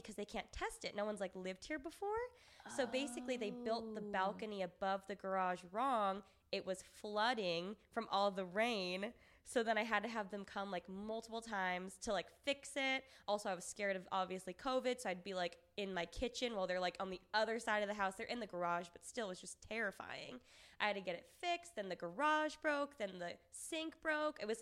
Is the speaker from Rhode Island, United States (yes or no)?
no; Orange County, California, United States; moved away as an adult; now in Los Angeles, United States; I'm from Orange County